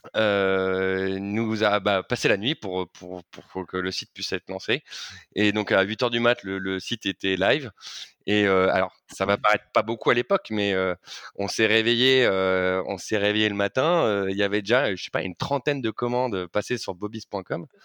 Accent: Paris, Île-de-France, France; je suis parisien depuis ma tendre enfance

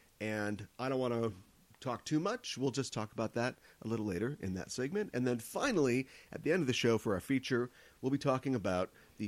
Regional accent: Minnesota, United States; Lived here my entire life.

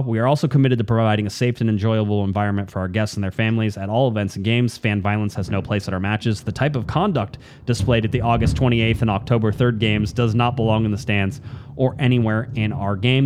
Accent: Southern California, United States; growing up in Southern California, where I did, close to the, close to the coast, we don't get thunderstorms.

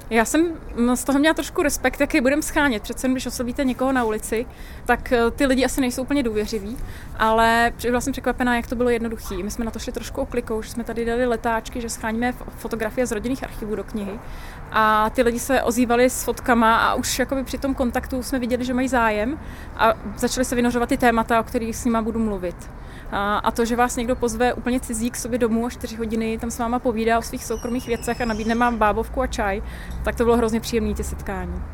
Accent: Prague, Czechia; also born or lived in Ďáblice, Prague; Já jsem vyrůstala taky na sídlišti eh, ve Strašnicích

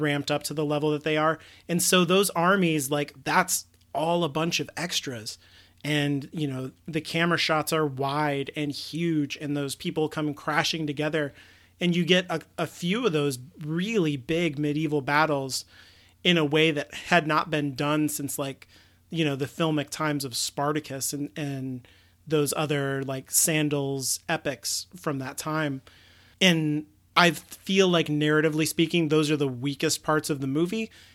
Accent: United States; we're both American

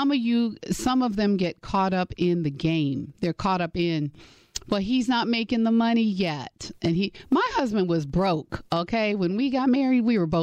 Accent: Gary, Indiana, United States; moved away as an adult; also born or lived in Michigan; I grew up in the cold. I grew up in Indiana, went to college in Michigan.

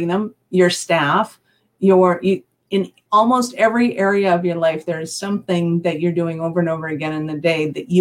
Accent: Canada; I'm Canadian

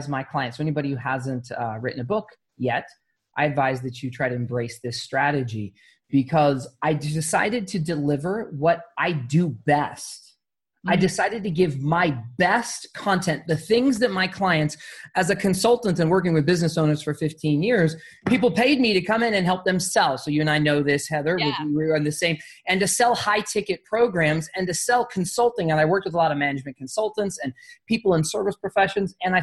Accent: Arizona, United States; I grew up in Arizona

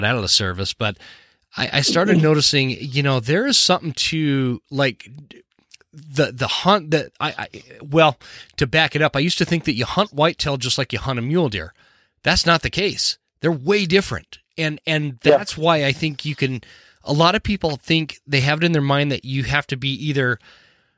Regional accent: Utah, United States; moved away as an adult; I grew up in Utah

